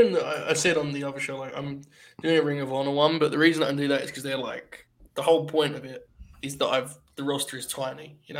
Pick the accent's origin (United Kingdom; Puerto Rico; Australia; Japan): United Kingdom; I'm a Brit.